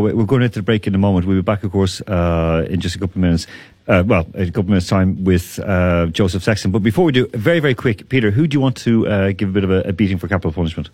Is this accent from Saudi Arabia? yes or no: no; Ireland; I'm from Ireland.